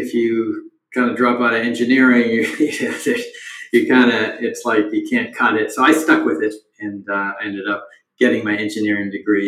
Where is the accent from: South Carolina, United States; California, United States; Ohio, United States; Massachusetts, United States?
Massachusetts, United States; Boston; I grew up in Boston in the 70s and 80s as the child of Indian immigrants